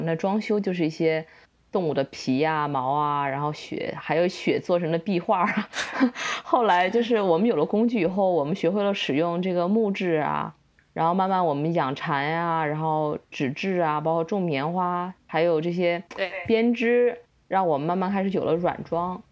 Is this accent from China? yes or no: yes; China; 我们嗯中国人的生活习惯